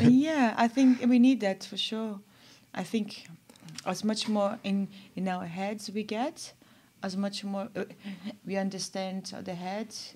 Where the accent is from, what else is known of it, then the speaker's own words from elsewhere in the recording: São Paulo, Brazil; moved away as an adult; also born or lived in Germany / England; I'm from Brazil, I'm from São Paulo